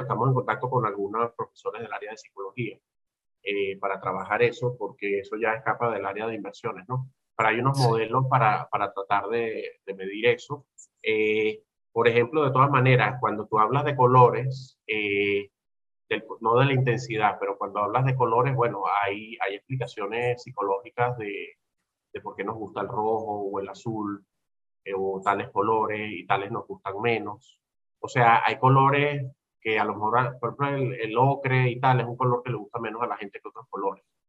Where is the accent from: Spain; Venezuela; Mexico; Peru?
Venezuela; also born or lived in United States; este es mi país, donde nací yo, me formé yo